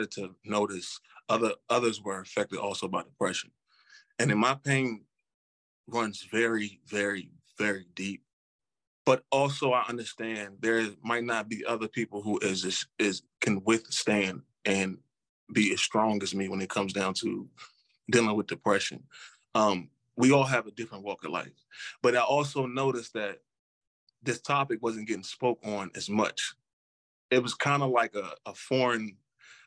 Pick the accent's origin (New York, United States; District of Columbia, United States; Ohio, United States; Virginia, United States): Virginia, United States; Culpeper; also born or lived in Charlottesville, Virginia; I was born in Charlottesville, and I was raised in Culpeper, Virginia. I moved from Charlottesville to Culpeper at the age of 7.